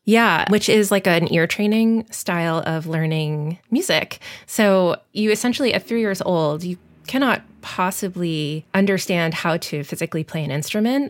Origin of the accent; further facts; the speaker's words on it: Long Island, New York, United States; moved away as an adult; also born or lived in Omaha; growing up on Long Island, I had such easy access to New York City